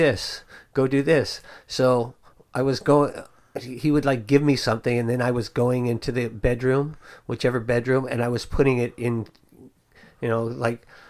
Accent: Dublin, California, United States; we lived in Dublin

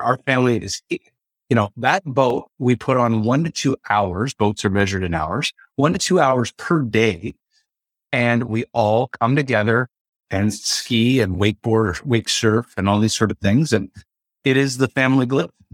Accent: Ontario, Canada; I'm from the Ontario region of Canada

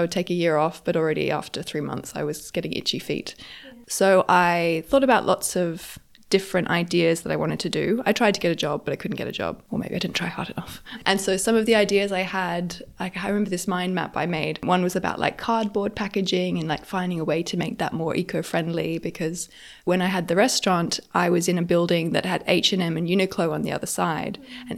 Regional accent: Australia; moved away as an adult; also born or lived in France / Geneva, Switzerland / London, United Kingdom; I grew up in Australia. I moved to Europe when I was 20, to France, where I did finished my bachelor and then did my master's there. I was offered a job in Switzerland, so I moved to Switzerland for a few years.

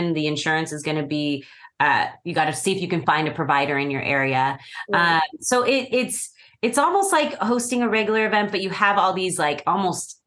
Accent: San Diego, California, United States; moved away as an adult; also born or lived in San Francisco Bay Area; now in Arizona, United States; I'm from the Bay, but I've lived in San Diego my whole life. So Southern California.

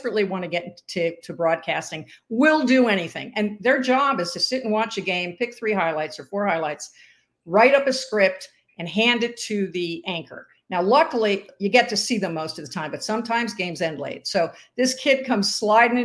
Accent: New Jersey, United States; now in Phoenix, United States; I'm from New Jersey

